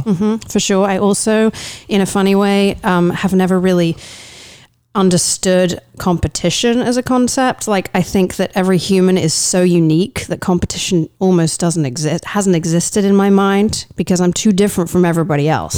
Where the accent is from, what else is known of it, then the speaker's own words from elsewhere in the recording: East of England, United Kingdom; moved away as an adult; now in United States; I am from, uh, the east of England